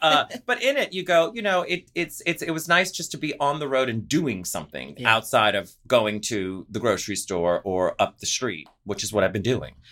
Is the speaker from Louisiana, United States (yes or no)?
yes; New Orleans, Louisiana, United States; moved away; I'm from New Orleans